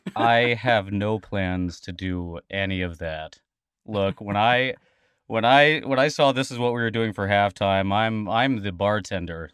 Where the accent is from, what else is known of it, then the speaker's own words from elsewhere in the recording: Texas, United States; now in Boston, United States; We are from Texas